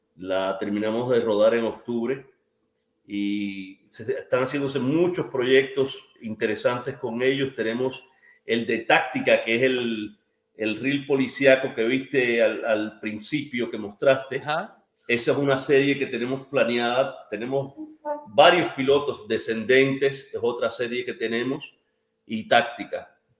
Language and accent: Spanish; Cuba; now in United States; como cubano